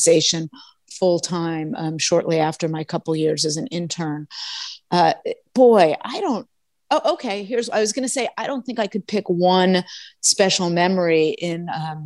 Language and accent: English; Los Angeles, California, United States; I did grow up in Los Angeles, in West Los Angeles, and I'm back here now